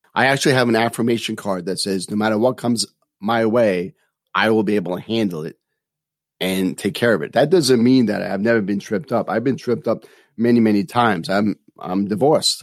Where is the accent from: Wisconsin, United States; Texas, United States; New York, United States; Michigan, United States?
New York, United States; New York City; Growing up in New York City